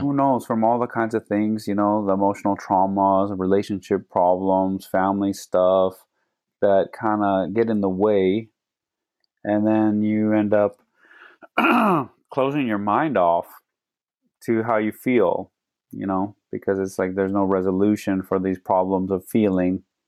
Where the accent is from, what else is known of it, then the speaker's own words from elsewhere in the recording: Phoenix, Arizona, United States; I grew up here in Phoenix